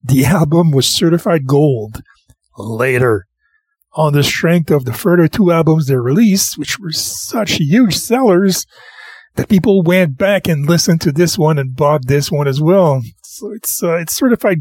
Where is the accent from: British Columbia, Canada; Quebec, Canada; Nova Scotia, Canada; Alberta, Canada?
Quebec, Canada; I'm the whitest French boy in Quebec. I was raised on Christian music.